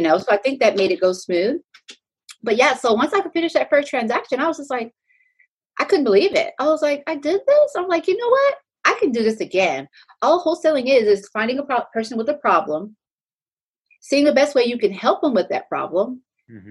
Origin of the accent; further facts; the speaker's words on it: Pflugerville, Texas, United States; also born or lived in Clarendon, Texas; I'm originally from Pflugerville, Texas